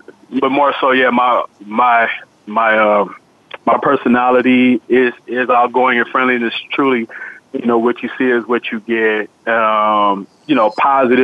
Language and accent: English; San Francisco, California, United States; a friend of mine I grew up with in San Francisco